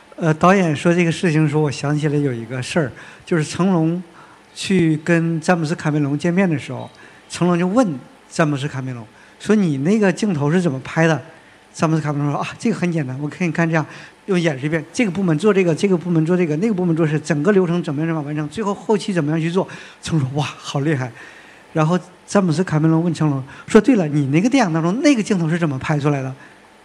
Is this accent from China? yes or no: yes; Northeast China, China; 我是东北人